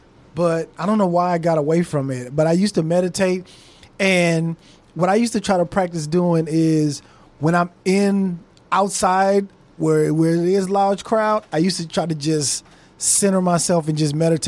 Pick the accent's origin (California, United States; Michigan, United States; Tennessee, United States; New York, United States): California, United States; Los Angeles; because I'm from Los Angeles, right?